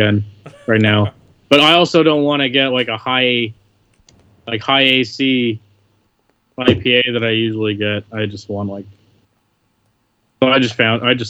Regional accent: West Coast, United States; moved away; I'm from the West Coast

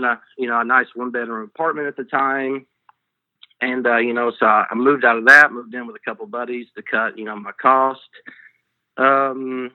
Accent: southeastern Kentucky, United States; now in New Orleans, United States; I'm actually from kind of, you could almost call it southeastern Kentucky.

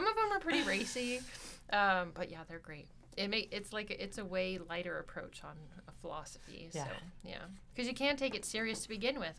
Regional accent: Kalispell, Montana, United States; moved away as an adult; also born or lived in Murray, Utah; now in Pocatello, United States; I grew up in Montana

